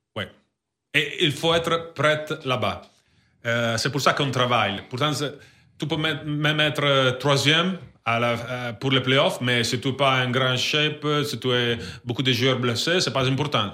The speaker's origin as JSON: {"language": "French", "country": "Italy", "tie": "born or raised there", "second_language": "French", "moved": "yes", "said": "ma ville c'est 3 heures de Milan"}